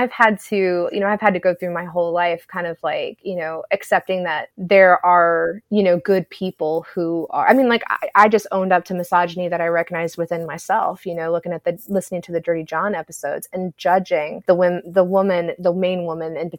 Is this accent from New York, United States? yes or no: no; Georgia, United States; I grew up in Georgia